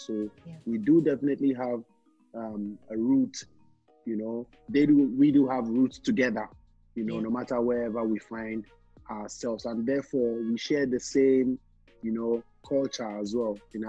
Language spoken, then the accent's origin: English; Ghana; as a Ghanaian artist